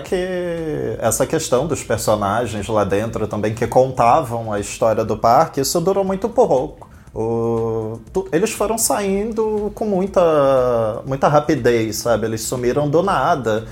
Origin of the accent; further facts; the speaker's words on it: Rio de Janeiro, Brazil; Eu, como bom carioca